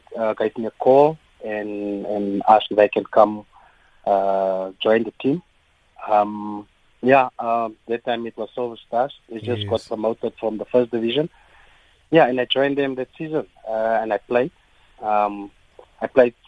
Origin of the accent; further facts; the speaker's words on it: Bloemfontein, Free State, South Africa; I'm from Bloemfontein, Heidedal. It's an area in Bloemfontein, near the stadium